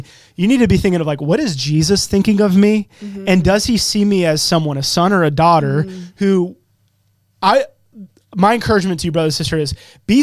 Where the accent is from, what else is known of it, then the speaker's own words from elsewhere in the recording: Charlotte, North Carolina, United States; accent: Southern; I'm from Charlotte and my dad's from Jersey. So I feel like I've got some like Southern in me